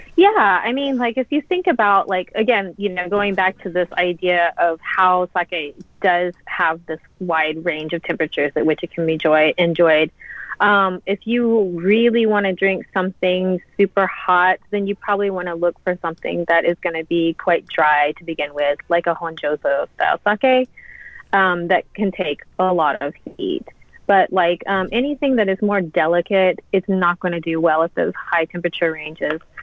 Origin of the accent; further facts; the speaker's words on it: Louisiana, United States; moved away as an adult; also born or lived in San Francisco Bay Area / London / New York; now in Japan; I'm born and raised in Louisiana, so I'm from the South.